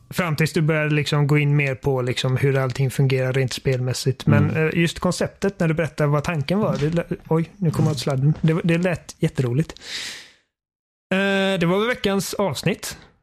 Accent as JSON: {"language": "Swedish", "country": "Sweden", "said": "Jag är svensk."}